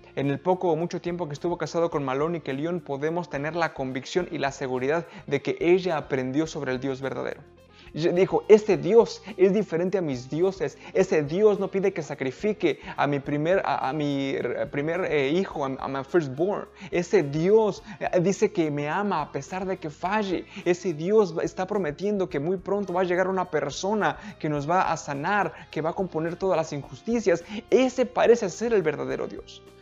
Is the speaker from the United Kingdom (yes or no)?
no; Mexico; now in United States; Era como mi ranchito cuando yo, donde yo crecí en México, era como San Juan